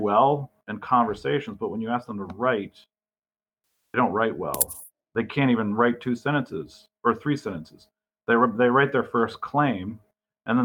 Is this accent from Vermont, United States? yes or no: yes; Burlington, Vermont, United States; I grew up in the Burlington area.